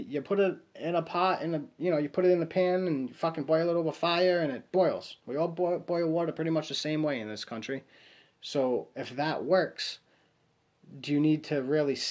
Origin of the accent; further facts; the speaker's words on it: Warwick, Rhode Island, United States; I'm from Rhode Island, Warwick, Rhode Island